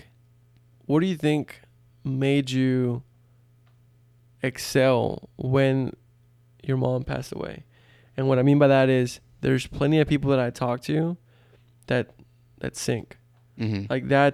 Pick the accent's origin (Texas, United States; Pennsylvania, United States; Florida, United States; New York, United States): Texas, United States; You know, growing up in South Texas, not a lot of opportunity there, according to statistics.